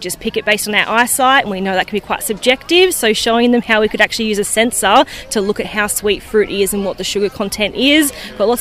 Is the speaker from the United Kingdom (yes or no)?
no; Tamworth, New South Wales, Australia; I'm from Tamworth in New South Wales and I'm up here with Future Gen Education